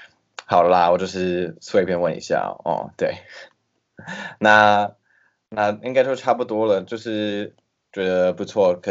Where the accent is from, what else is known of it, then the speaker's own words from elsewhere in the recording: Taiwan; 因为我们就是台湾人真的很很欢迎外国人